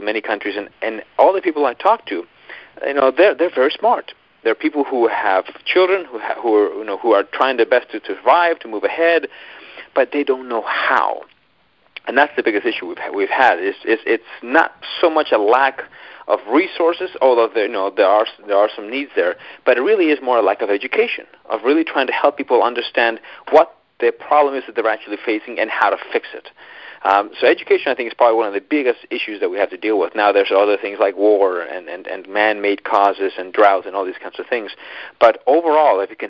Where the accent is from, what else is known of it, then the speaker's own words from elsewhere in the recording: Colombia; moved away; I'm actually from Colombia, South America. So it's interesting, though, because I was actually raised in a small rural town in the middle of nowhere